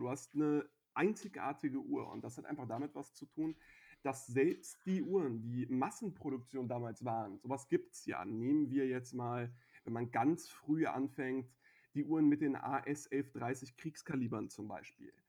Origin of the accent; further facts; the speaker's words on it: Frankfurt, Hesse, Germany; dass ich als Frankfurter und sogar ähm, Höchster bzw. Sossenheimer ähm, nicht nur aus der Stadt, sondern sogar aus dem Stadtteil komme